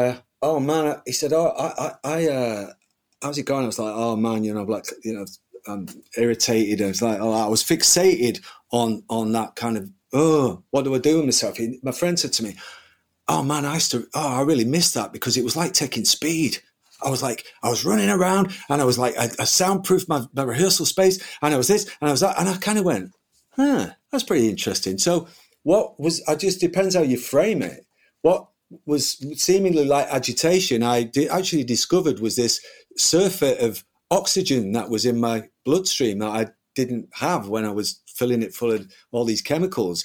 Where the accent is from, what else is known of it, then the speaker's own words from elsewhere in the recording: United Kingdom; being a British kid